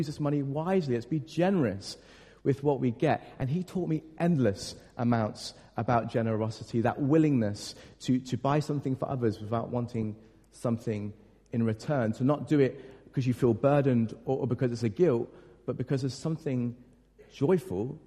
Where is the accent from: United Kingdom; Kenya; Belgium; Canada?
United Kingdom; we're British